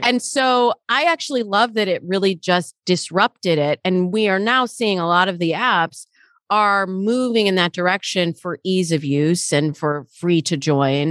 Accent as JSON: {"language": "English", "region": "Michigan", "country": "United States", "tie": "born or raised there", "moved": "yes", "lives_now": "Los Angeles, United States", "said": "I grew up in Michigan, and the way that my world feels in Michigan versus the way my world feels in Los Angeles where I live now very different"}